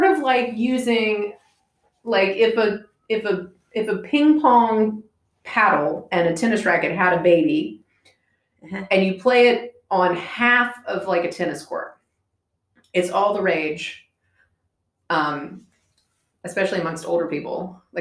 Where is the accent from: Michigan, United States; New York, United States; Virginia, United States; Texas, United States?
Virginia, United States; Roanoke; Roanoke, Virginia. It's in the southwestern part of Virginia in the Blue Ridge Mountains